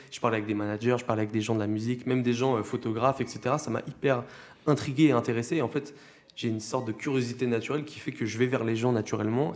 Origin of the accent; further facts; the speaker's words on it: La Roche-sur-Yon, Pays de la Loire, France; je viens de La Roche-sur-Yon